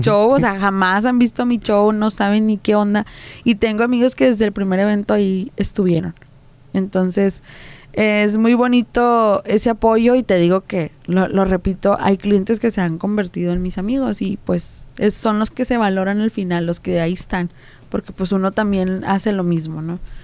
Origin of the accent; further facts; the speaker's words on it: Juárez, Nuevo León, Mexico; los que somos de aquí en Monterrey, este, pues yo hablo de que soy de, de Juárez